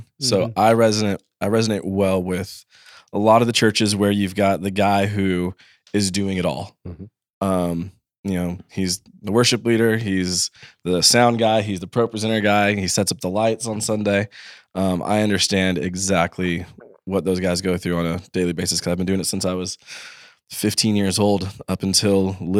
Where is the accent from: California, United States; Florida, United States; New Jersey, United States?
California, United States; Los Angeles; I was from Los Angeles, so out in the desert area called Rancho Cucamonga